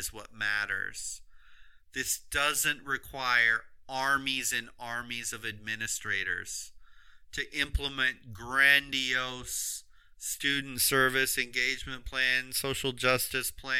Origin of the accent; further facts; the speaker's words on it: Florida, United States; home state of Florida